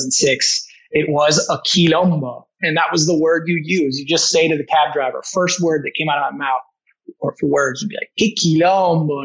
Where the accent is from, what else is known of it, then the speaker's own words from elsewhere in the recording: United States; also born or lived in Argentina; we're from the United States